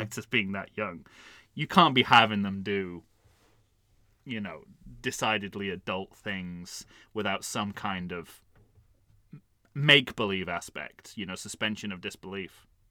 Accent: United Kingdom; as a Brit

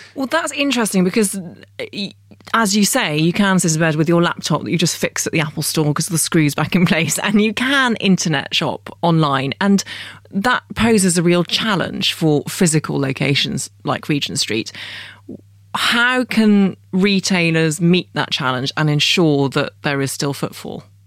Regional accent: London, United Kingdom; I am properly British and I feel like a real Londoner

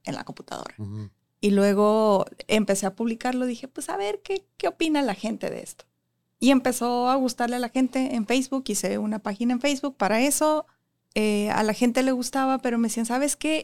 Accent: Tijuana, Baja California, Mexico; also born or lived in Ensenada; Soy de Tijuana y quiero que quede claro porque la gente piensa que soy de Ensenada porque viví mucho tiempo allá

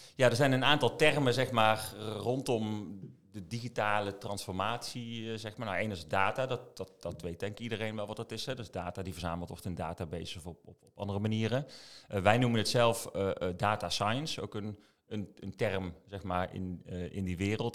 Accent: Eindhoven, North Brabant, Netherlands; also born or lived in Maastricht; Eindhovenaar in hart en nieren

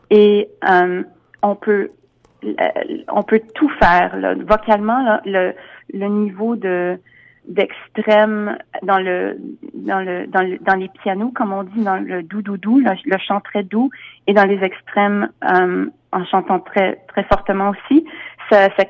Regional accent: United States; Je travaille beaucoup aux États-Unis. Je suis américaine aussi, donc euh, je travaille beaucoup à New York.

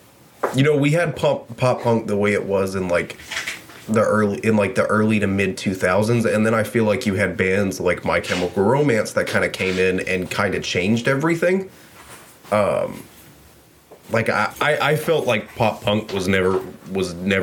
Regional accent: the South, United States; I grew up in the South. I'm from the South

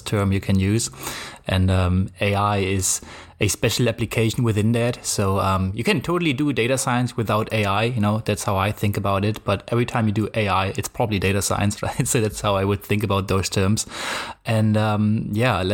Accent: Germany; English is a second language; I come from Germany, as you can probably hear

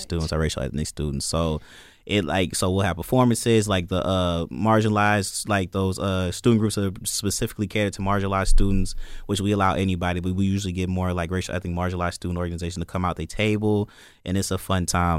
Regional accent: Joliet, Illinois, United States; moved away as an adult; also born or lived in Indiana; now in Michigan, United States; I'm from Joliet, Illinois

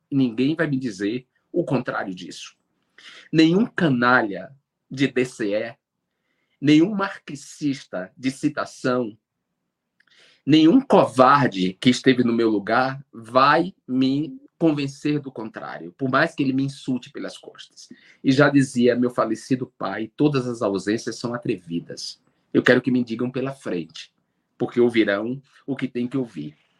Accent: Alagoinhas, Bahia, Brazil; moved away; eu nasci em Alagoinhas, né, na Bahia

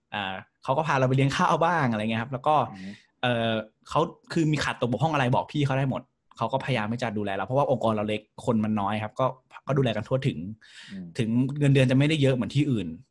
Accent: Prachuap Khiri Khan, Thailand; moved away; also born or lived in Bangkok; บ้านผมอยู่ไกล ผมอยู่ประจวบเนี้ย

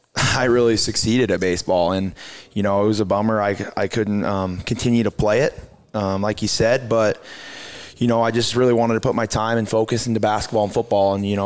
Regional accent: Anaconda, Montana, United States; just absolutely blessed to be able to grow up in a community like Anaconda. I have nothing for love for Anaconda.

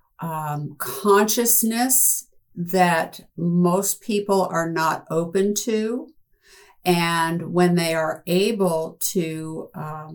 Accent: New Jersey, United States; also born or lived in San Diego; at the age of two, we moved from San Diego to New Jersey, and I grew up on a farm

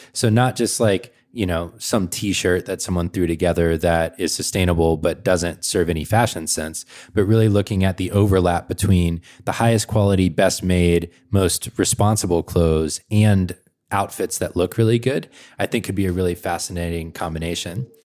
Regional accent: Atlanta, Georgia, United States; moved away; I'm from Atlanta originally

